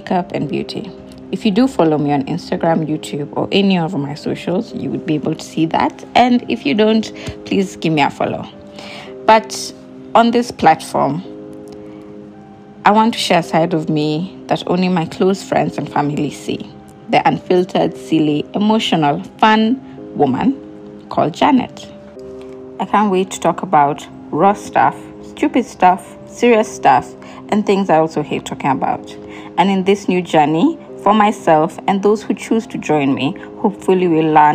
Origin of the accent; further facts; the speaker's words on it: Nairobi, Kenya; I'm from Nairobi, Kenya